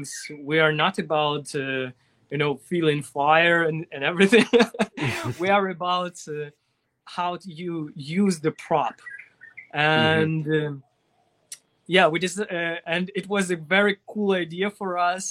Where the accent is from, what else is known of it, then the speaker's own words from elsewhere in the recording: Russia; English is a second language; also born or lived in Ukraine; in my hometown, I had no internet